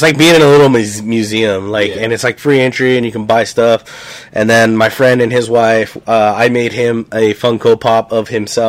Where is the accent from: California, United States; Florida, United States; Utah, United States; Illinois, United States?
California, United States; Norwalk; also born or lived in Anaheim, California; now in Nebraska, United States; I was born in Anaheim at the hospital there, but I grew up in Norwalk, California.